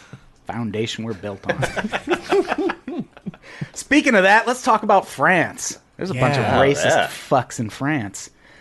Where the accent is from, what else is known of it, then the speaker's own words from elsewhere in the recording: Peoria, Illinois, United States; I grew up in Peoria, Illinois. There's nothing to do there.